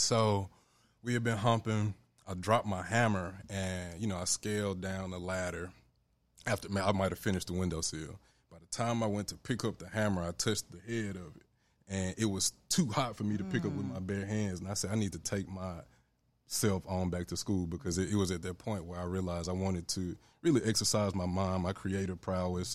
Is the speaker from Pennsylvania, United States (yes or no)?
no; Memphis, Tennessee, United States; growing up in Memphis